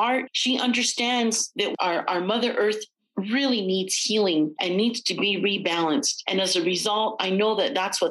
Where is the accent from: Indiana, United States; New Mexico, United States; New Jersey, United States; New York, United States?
New Mexico, United States; Santa Clara Pueblo and Pojoaque Pueblo; I come from the Pueblos of Santa Clara and Powake